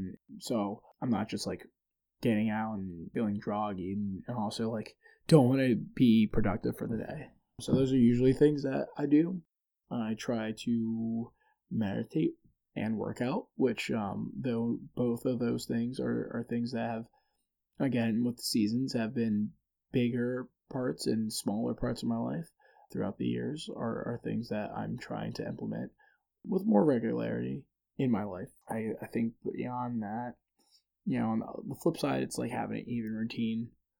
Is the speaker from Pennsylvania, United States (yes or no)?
yes; Philadelphia, Pennsylvania, United States; walking through Philly and realizing like, hey, I used to, the area I grew up in Philly versus like where I live now is so drastically different in terms of outcomes.